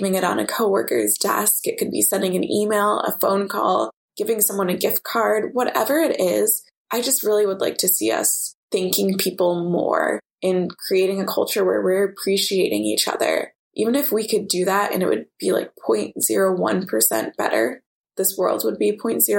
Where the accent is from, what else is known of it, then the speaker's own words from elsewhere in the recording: Oak Park, Illinois, United States; my mom and I grew up in Oak Park, which is known for having a lot of Frank Lloyd Wright houses